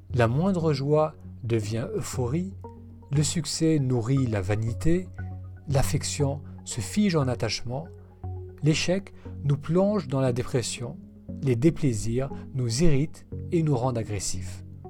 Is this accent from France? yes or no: no; Lebanon; moved away; étant d'origine de cette, euh, partie du monde, je suis né au Liban